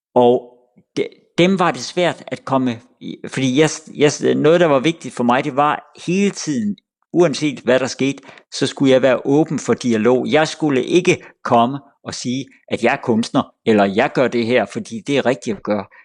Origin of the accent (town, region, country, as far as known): Denmark